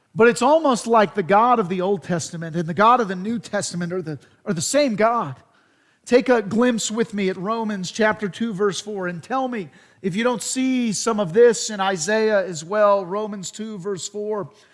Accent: United States; as Americans, as American Christians

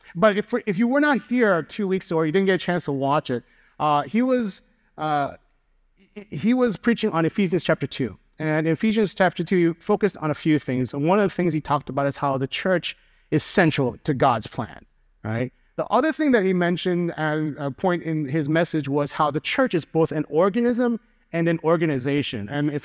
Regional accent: Chicago, Illinois, United States; So for example, being a Chicagoan, I have community with everyone who understands that the best pizza in the world is Chicago deep dish. Being a Korean American, I have community with people who have that shared immigrant childhood experience.

